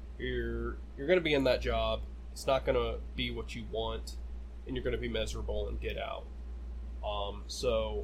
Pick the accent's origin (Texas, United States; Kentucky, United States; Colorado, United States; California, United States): Kentucky, United States; western; moved away; My hometown is on the far western side, right nestled up against the Mississippi, Ohio, and Tennessee rivers